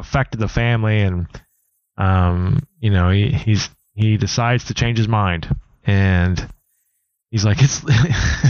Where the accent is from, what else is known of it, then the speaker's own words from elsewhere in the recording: United States; as an American